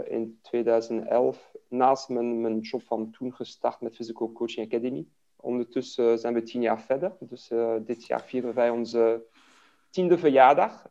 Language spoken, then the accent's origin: Dutch; Liège, Wallonia, Belgium; first language French; Dutch is a second language; moved away as an adult; Ik ben in Luik geboren, dus ben Franstalig eh, van origine. Ik heb tot mijn uh, twintigste in Luik eh, gewoond